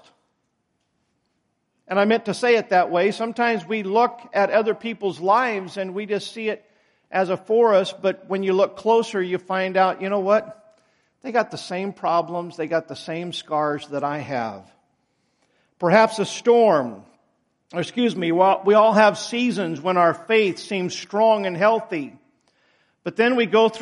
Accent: United States; I'm still proud to be an American

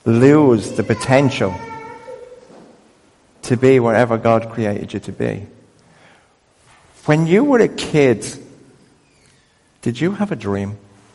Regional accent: Crumlin, County Dublin, Ireland; I grew up in a world that said that we were useless because we were poor and from Crumlin.

